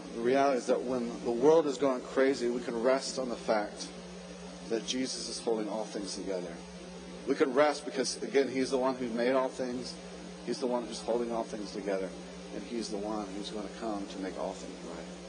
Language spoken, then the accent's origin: English; Jacksonville, Florida, United States; also born or lived in New Port Richey, Florida; I'm from Jacksonville, lived there until my college days